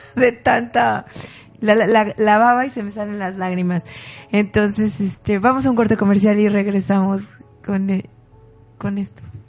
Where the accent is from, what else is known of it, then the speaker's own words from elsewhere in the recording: Mexico; Somos orgullosamente mexicanos.